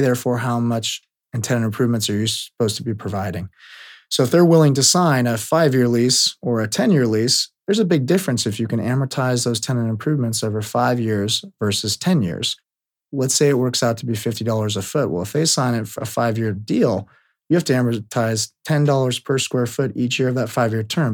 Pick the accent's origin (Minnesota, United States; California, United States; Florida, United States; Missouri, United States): California, United States; Bay Area; born or raised there